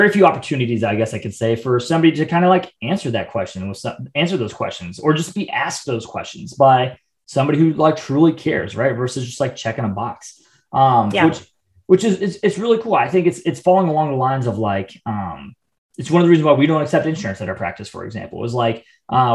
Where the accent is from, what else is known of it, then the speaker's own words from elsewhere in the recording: Midwest, United States; now in Atlanta, United States; growing up in the Midwest, very like do it yourself type of mentality